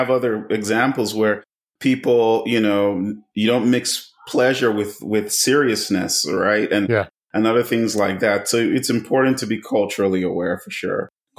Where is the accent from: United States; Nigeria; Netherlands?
Nigeria; I come from one. I'm of Nigerian heritage. {S0} Yeah. {S1} Come from a country with high power distance. Kids are supposed to be seen and not heard